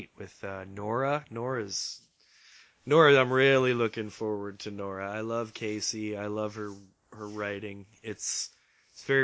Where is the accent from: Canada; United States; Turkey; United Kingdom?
Canada; as a Canadian